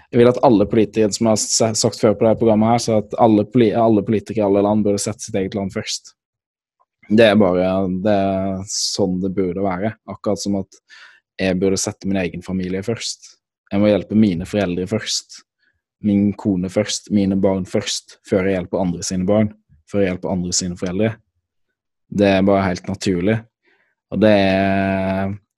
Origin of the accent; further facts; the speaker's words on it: Norway; Jeg kommer fra Norge